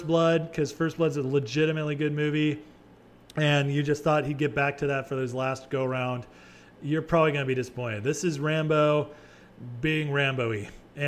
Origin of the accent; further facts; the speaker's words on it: California, United States; now in Texas, United States; I'm a Californian